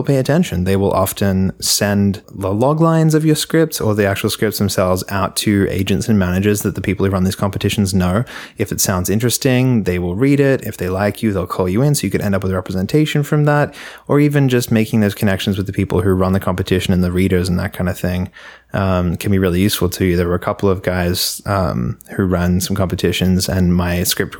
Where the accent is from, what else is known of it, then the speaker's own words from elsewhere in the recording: Melbourne, Victoria, Australia; moved away as an adult; now in Los Angeles, United States; I went to the VCA because I'm from Melbourne